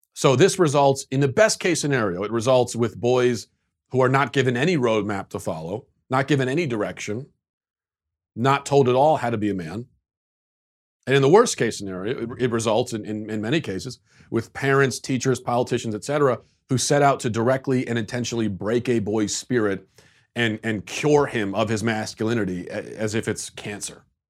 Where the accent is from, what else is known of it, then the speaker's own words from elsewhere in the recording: United States; as an American